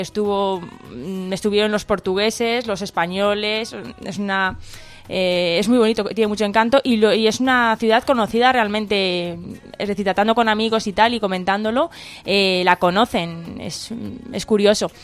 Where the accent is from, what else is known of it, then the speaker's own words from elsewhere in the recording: Asilah, Tanger-Tetouan-Al Hoceima, Morocco; yo soy de Asila, me he quedado en Asila